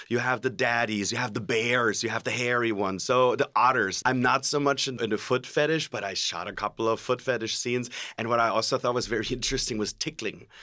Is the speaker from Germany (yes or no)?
yes; Germany; now in California, United States; I'm originally from Germany